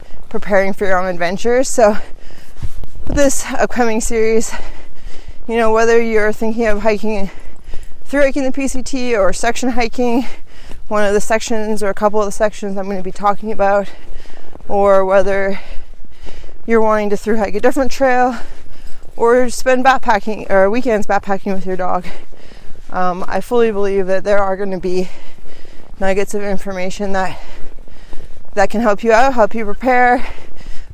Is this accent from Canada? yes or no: yes; Canada; being Canadian, I wasn't very clear on the regulations down here in the United States, and back home in Canada